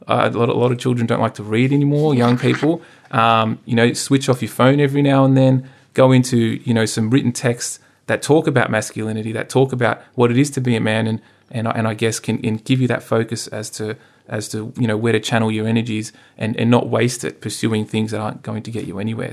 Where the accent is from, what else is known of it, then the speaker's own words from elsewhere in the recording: Sydney, New South Wales, Australia; I grew up out in the Hills District